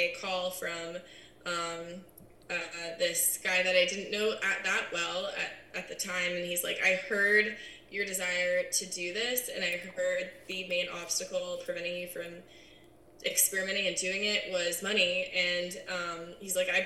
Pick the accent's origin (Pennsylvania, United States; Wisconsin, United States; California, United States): California, United States; San Diego; also born or lived in Charleston, South Carolina; I'm born and raised in San Diego